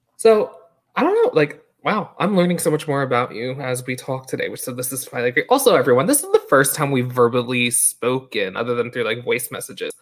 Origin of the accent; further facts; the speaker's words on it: New York, United States; moved away; growing up in New York, like, I wasn't in the theater community growing up